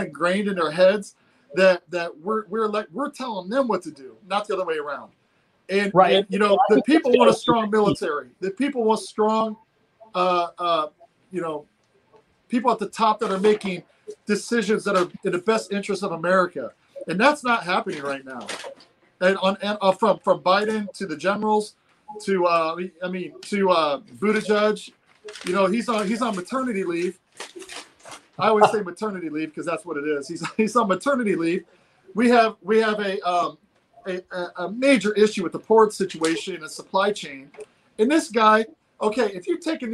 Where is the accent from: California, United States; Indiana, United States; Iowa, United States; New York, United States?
Indiana, United States; Fort Wayne; moved away; I'm from Fort Wayne, Indiana, originally